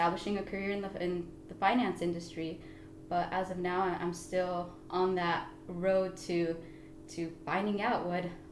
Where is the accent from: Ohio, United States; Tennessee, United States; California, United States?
California, United States; Oxnard; I was born and raised in Oxnard